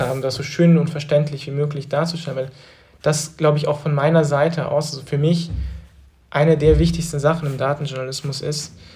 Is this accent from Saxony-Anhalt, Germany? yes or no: no; Trossingen, Baden-Württemberg, Germany; moved away as an adult; now in Berlin, Germany; in Trossingen geblieben wäre, in der Kleinstadt, wo ich aufgewachsen bin